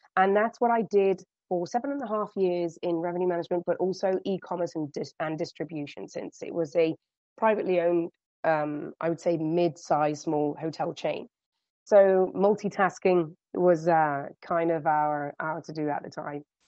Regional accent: United Kingdom; accent: British; moved away as an adult; now in Spain; as you can gather from my accent, um, I started off in the UK.

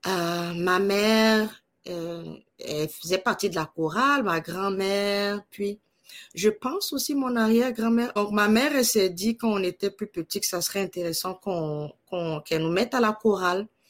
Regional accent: Côte d’Ivoire; moved away as an adult; also born or lived in Morocco / Manitoba, Canada; now in Canada; je suis née en Côte d'Ivoire, euh, l'Afrique de l'Ouest, et puis. donc, j'ai vécu là-bas toute ben, une grande majorité de ma vie

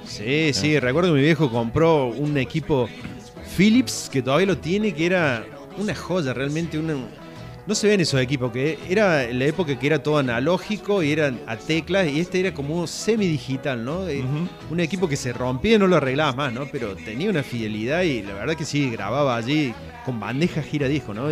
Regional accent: Córdoba, Argentina; Yo nací en, barrio Talleres Oeste, allí en la zona cerca del Walmart, ¿no? En la claro. zona de los ferrocarriles

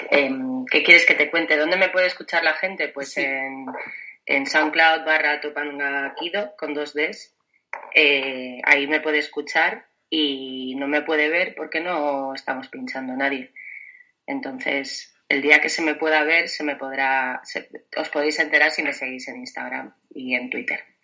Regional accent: Villaseca, Castile and León, Spain; Mi pueblo se llama Villaseca y está a mil doscientos y pico.

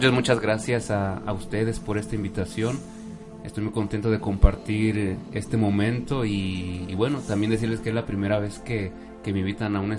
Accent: Mexico City, Mexico; born there; Yo nací en la Ciudad de México ahora cuento con 33 años

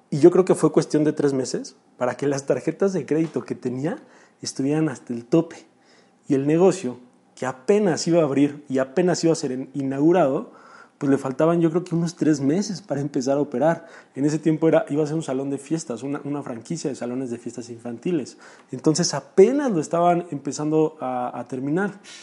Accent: Chalco, State of Mexico, Mexico; Yo soy de Chalco, Estado de México, un municipio a unos 40 minutos de la Ciudad de México

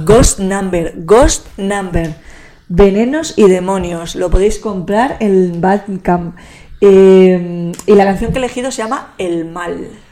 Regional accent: Spain; son de mi tierra, que son euskaldunes

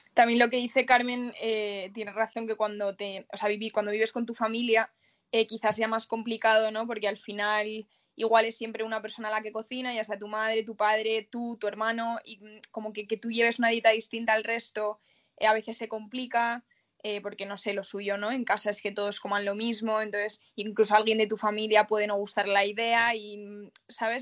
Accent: Salamanca, Castile and León, Spain; moved away as an adult; now in Madrid, Spain; yo vengo de Salamanca, además que es una ciudad súper carnívora

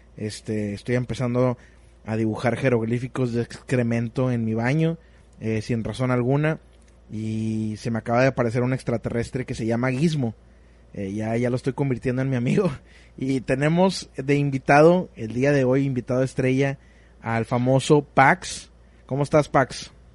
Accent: Monterrey, Nuevo León, Mexico; como somos de Monterrey, el norte de México

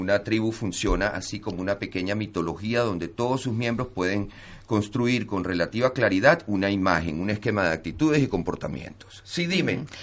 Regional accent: Venezuela; moved away; also born or lived in Barcelona; todos los venezolanos, tanto los que están allá que lo están sufriendo a piel propia y como los que estamos fuera

